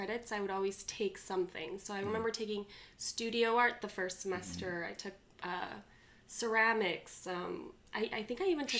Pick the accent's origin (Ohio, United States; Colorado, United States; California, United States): California, United States; Orange County, Southern; also born or lived in Incheon, South Korea; I grew up in California.